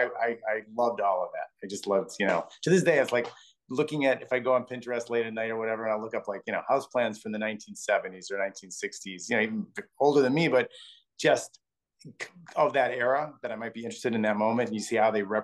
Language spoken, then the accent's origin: English; Milwaukee, Wisconsin, United States; born or raised there; now in New York City, United States